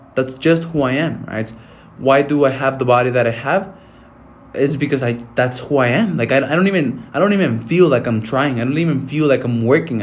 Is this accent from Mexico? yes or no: yes; Mexico; moved away; I'm going to go back to my hometown to Mexico